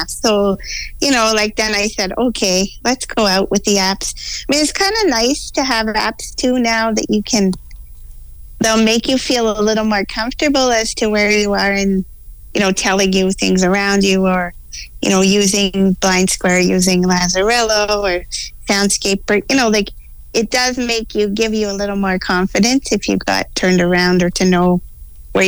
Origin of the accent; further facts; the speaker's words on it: Ontario, Canada; So, yes, that's why I'm here in Alberta, but I am actually from Ontario